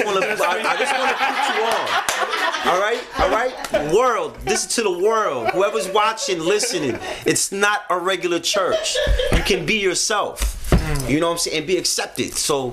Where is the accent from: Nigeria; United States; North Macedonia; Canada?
United States; New York City, New York; I'm from the Bronx